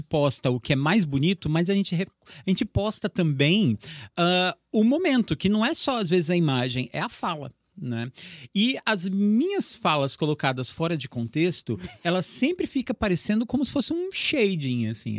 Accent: Assis, São Paulo, Brazil; daqui de Assis, que eu era, sou de Assis

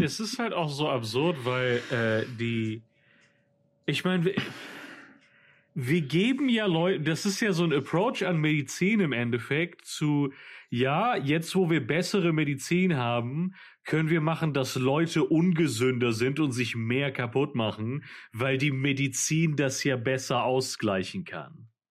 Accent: Mallorca, Balearic Islands, Spain; das Dorf, wo halt auf Mallorca, wo ich aufgewachsen bin

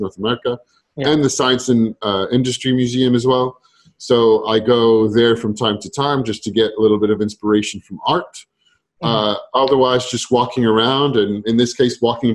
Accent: France; I grew up in France

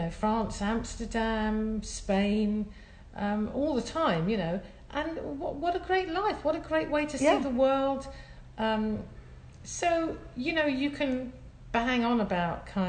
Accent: Scotland, United Kingdom; I'm Scottish

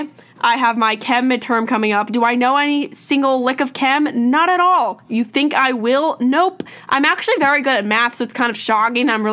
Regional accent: New York, United States; I'm from New York

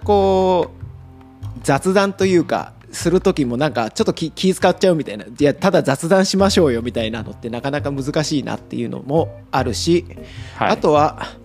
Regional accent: Tagawa, Fukuoka, Japan; moved away as an adult; also born or lived in Tokyo / Italy; 僕あの福岡県田川市出身なんですけど

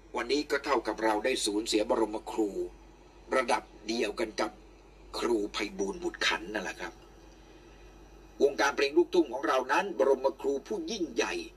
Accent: Nakhon Chai Si, Nakhon Pathom, Thailand; also born or lived in Bangkok; ผมเกิดที่นี่ เกิดสิริราช แต่แผ่นดินแม่ของผมคือนครชัยศรีแผ่นดินเมียของผมคือนครชัยศรีลมหายใจเข้าออกของผม ตั้งแต่เด็กเล็กๆอายุือบเกือบสิบขวบยาวนานมาตลอดถึงปัจจุบัน

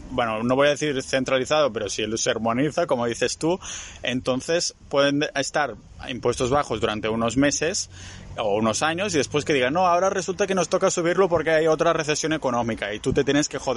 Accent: Spain; yo como miembro de, España, como ciudadano español, ahora puedo decidir abrir mi empresa en Estonia

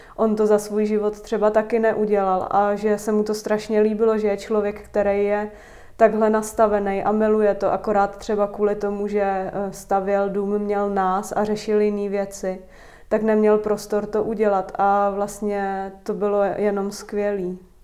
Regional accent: Vysočina Region, Czechia; moved away as an adult; also born or lived in Prague; má babičku na Vysočině, stejně tam, kde já

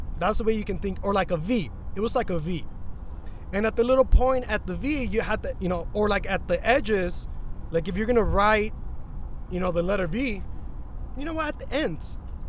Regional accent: Tucson, Arizona, United States; Lisa, I'm from Tucson. Holla at your boy.

